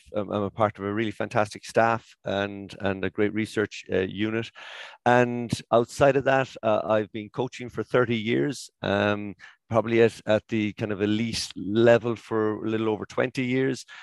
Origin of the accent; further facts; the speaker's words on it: Cork, Munster, Ireland; I'm from Cork